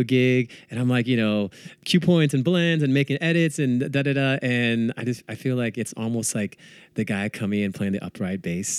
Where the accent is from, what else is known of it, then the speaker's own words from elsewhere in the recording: Bay Area, California, United States; I'm from the Bay Area